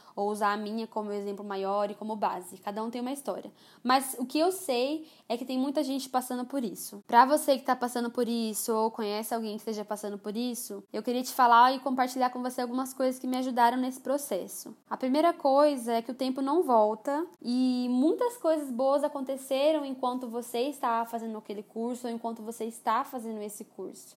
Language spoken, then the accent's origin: Portuguese; Campo Grande, Mato Grosso do Sul, Brazil; Então, eu sou aqui de Campo Grande, Mato Grosso do Sul. Nasci aqui, cresci aqui, passei minha adolescência aqui